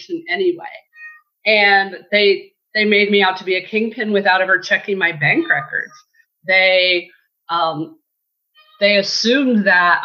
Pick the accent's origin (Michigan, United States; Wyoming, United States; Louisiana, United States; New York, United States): Michigan, United States; Branch County; also born or lived in Battle Creek, Michigan; I'm a Michigan girl. I was born in Battle Creek and raised in Branch County, which is down on the Indiana line